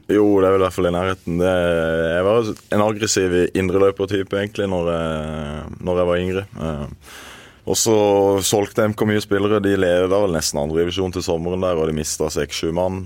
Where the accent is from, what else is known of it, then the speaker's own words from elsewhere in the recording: Øyslebø, Agder, Norway; moved away as an adult; also born or lived in Oslo; Jeg er født og oppvokst i Marendal kommune, på et eh, bitte lite sted som heter Øyslebø